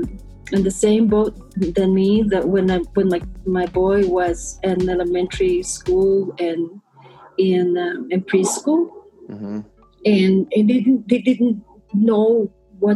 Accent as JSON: {"language": "English", "country": "Costa Rica", "moved": "as an adult", "lives_now": "United States", "said": "I'm from Costa Rica."}